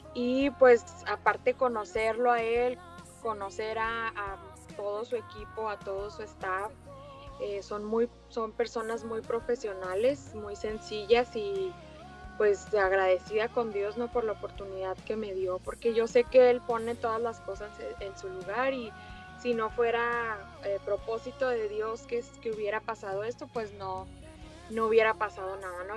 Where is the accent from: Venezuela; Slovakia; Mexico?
Mexico; Ciudad Juárez, Chihuahua; now in El Paso, United States; nacida en Ciudad Juárez, Chihuahua, México